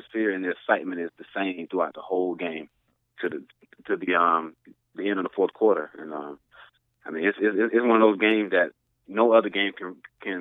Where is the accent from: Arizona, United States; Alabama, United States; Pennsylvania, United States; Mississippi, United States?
Alabama, United States; Phenix City; now in Atlanta, United States; Columbus is probably like 30 seconds away from my hometown, Phoenix City